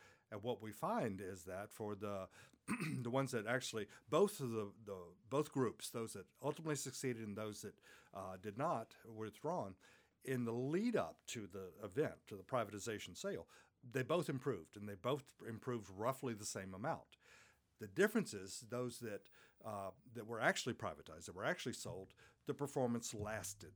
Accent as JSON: {"language": "English", "country": "United States", "said": "in my home country, the United States"}